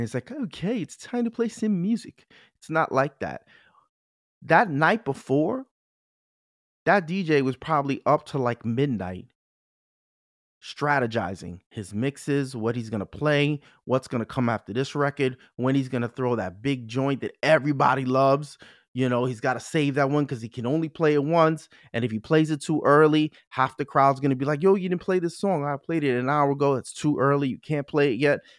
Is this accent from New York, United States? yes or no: yes; New York City, New York, United States; I'm a Bronx boy